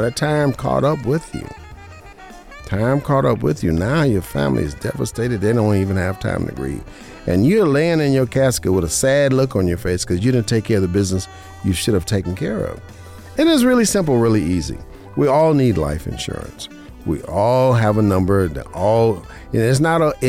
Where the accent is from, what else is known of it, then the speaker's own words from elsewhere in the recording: Las Vegas, Nevada, United States; now in Henderson, United States; I was born and raised in Vegas